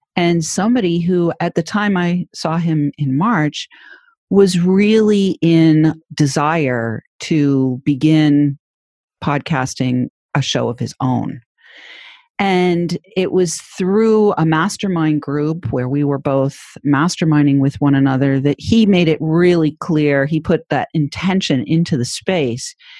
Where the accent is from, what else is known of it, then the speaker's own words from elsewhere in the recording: New Hampshire, United States; my home state of New Hampshire